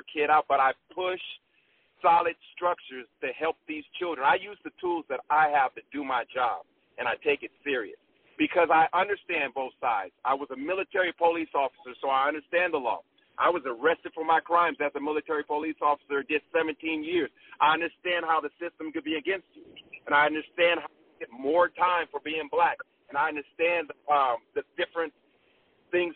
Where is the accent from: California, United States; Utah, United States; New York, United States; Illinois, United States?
California, United States; San Diego; I'm from San Diego.